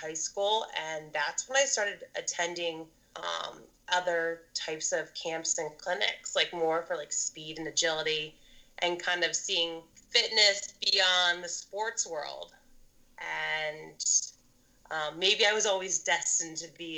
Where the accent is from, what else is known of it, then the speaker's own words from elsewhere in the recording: Maryland, United States; I'm originally from Maryland, right outside the DC area